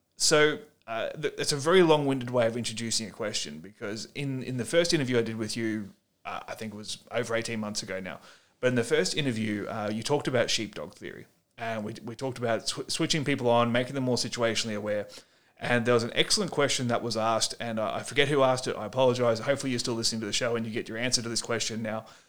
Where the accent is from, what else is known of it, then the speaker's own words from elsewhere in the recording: Australia; as an Australian author